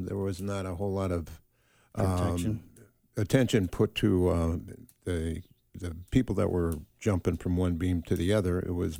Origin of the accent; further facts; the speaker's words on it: Chicago, Illinois, United States; now in San Diego, United States; born and raised in Chicago, Illinois, of course, and from a big family.